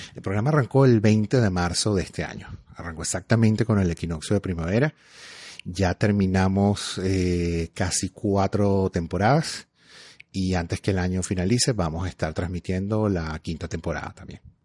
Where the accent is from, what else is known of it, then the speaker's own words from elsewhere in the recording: Venezuela; moved away as an adult; now in Canada; yo emigré de Venezuela hace 11 años